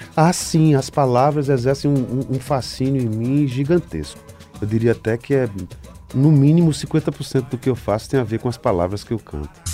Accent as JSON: {"language": "Portuguese", "region": "Pernambuco", "country": "Brazil", "said": "pernambucano como eu"}